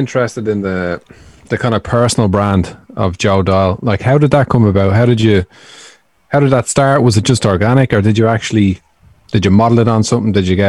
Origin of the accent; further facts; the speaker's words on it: Dublin, Leinster, Ireland; we're all from Dublin